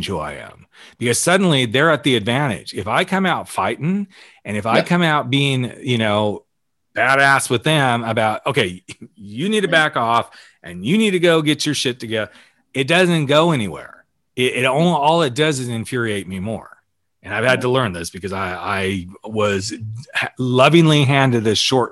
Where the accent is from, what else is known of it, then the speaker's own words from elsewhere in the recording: the South, United States; moved away; I grew up in the South. So I wasn't out when I was in the South